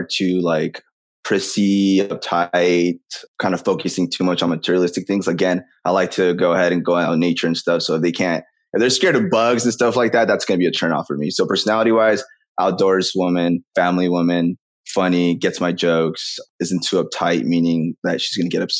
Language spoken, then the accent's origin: English; Anaheim, California, United States; I am originally from Anaheim, the happiest city in California